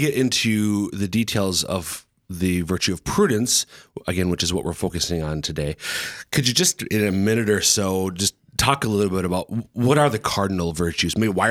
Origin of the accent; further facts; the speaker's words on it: Minnesota, United States; They're all South Dakotans, born and raised here, unlike mom and dad. I came from Minnesota and Germaine came from Ohio.